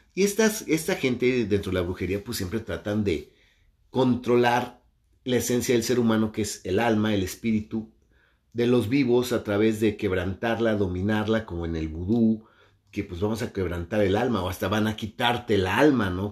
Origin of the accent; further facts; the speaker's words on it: Mexico; mi país, México